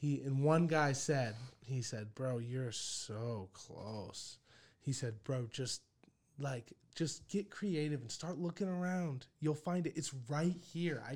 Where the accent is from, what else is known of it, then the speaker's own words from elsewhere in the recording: United States; I'm from the States.